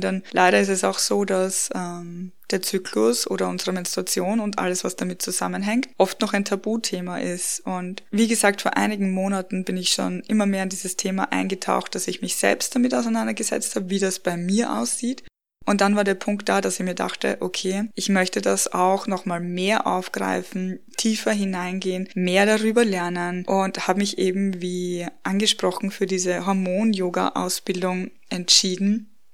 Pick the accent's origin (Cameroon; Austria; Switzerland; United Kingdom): Austria; now in Bavaria, Germany; Wir haben in meiner Heimat im, in dem Dorf, wo ich aufgewachsen bin, geheiratet und dann auch in Wien gefeiert, also nicht hier bei uns in Bayern, wo wir jetzt wohnen